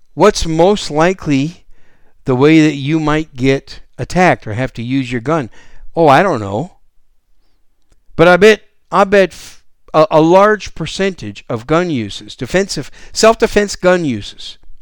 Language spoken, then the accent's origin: English; Wisconsin, United States; now in San Antonio, United States; I was raised up in Wisconsin